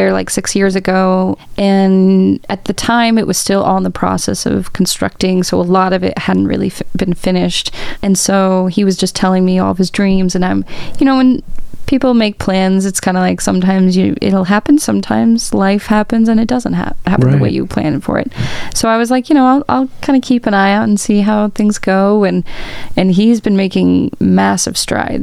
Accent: Urbana, Illinois, United States; also born or lived in Bloomington-Normal, Illinois; I haven't really lived anywhere else outside of Illinois. I lived in Bloomington Normal for 6 years for school and then came back here 4 or 5 years ago

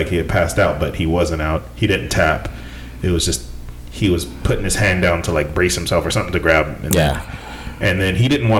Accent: near Stockton, California, United States; born or raised there

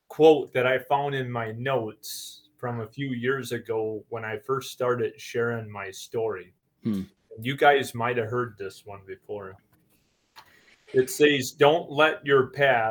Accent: Marlette, Michigan, United States; I was born in Marlette, Michigan, down kind of up in the Thumb area

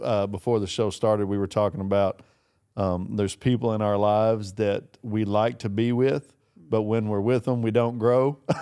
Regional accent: Kentucky, United States; I'm from Kentucky

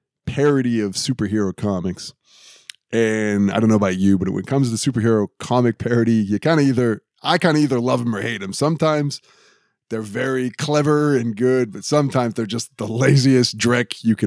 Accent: New England, United States; I'm from New England

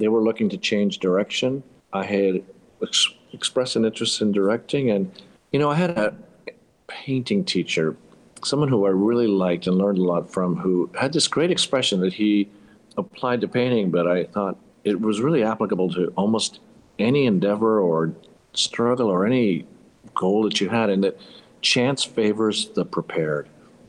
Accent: Panama; also born or lived in United States; Where are you from? Yeah, it's a long story. My father moved to Panama after World War II, raised my brothers and I, went to school in the States.

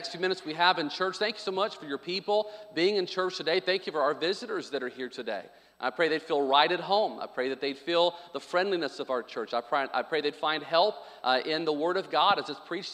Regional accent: Arkansas, United States; I grew up on Sonic in Arkansas

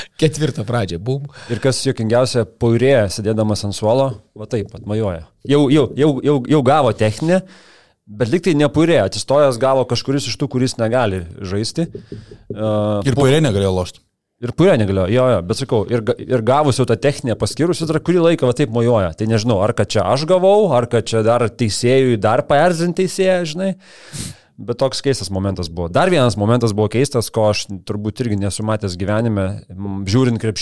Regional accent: Lithuania; Nu, mes lietuviai, mes labai save spaudžiam, daužom, mušam, bet dėl to stengiamės labiau ir padarom geriau.

